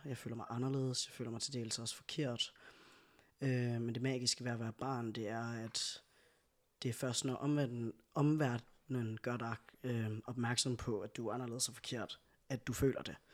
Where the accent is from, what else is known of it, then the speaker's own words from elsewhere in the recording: Skive, Central Denmark Region, Denmark; now in Aalborg, Denmark; født og opvokset i Skive, øh, og bor nu i Aalborg